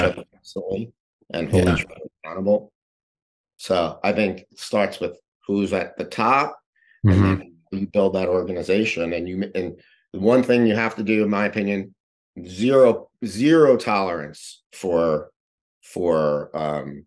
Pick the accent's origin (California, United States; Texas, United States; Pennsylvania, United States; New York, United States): New York, United States; New York City; I grew up in New York City